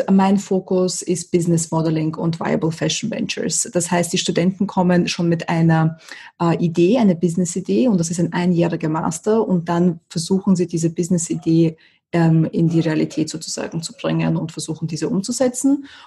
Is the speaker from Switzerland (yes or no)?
no; Austria; moved away; also born or lived in USSR; Ich bin nicht ähm, in Österreich geboren, ich bin in der UdSSR geboren und bin dann mit meinen Eltern nach Österreich gezogen und meiner Schwester.